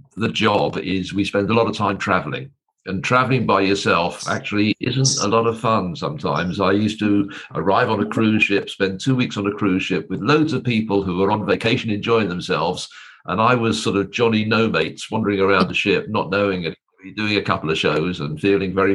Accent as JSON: {"language": "English", "region": "England", "country": "United Kingdom", "moved": "as an adult", "lives_now": "Troy, United States"}